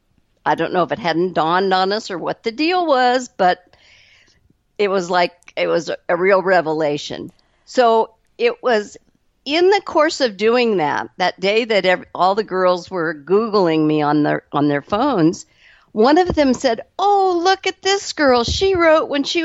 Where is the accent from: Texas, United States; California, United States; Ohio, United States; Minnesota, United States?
California, United States; Southern; accent: California accent; born and raised in California, of course we Californians don't think we have an accent.